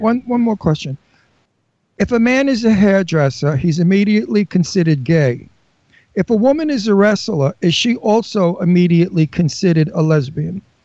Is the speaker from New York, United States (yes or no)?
yes; New York City, New York, United States; moved away; I came from Brooklyn